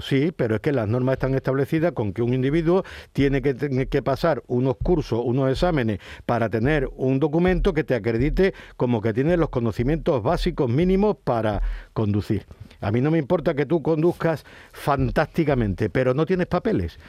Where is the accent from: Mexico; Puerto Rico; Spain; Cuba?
Spain; Huelva, Andalusia; moved away; also born or lived in Ceuta; Yo nací en Ceuta, me crié en Huelva